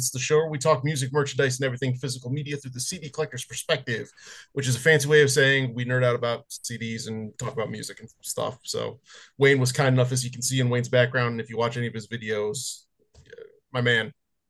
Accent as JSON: {"language": "English", "country": "Australia", "said": "I'm an Aussie man"}